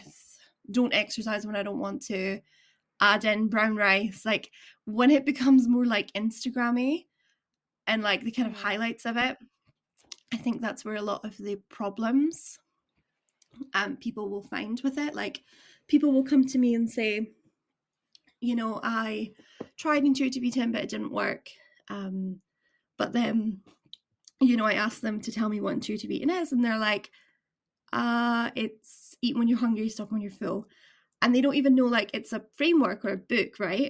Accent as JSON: {"language": "English", "town": "Edinburgh", "region": "Scotland", "country": "United Kingdom", "lives_now": "Aberdeen, United Kingdom", "said": "where I'm from Edinburgh area"}